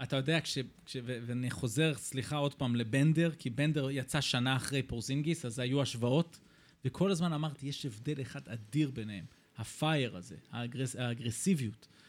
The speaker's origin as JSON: {"language": "Hebrew", "country": "Israel", "also_born_or_lived": "East Lansing, Michigan, US (born)", "said": "אני ישראלי כמובן"}